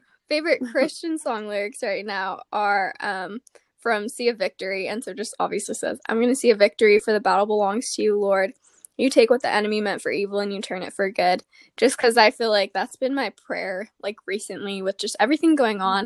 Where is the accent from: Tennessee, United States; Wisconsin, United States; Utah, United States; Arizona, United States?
Arizona, United States; Gilbert; But I'm from Arizona. I grew up in Gilbert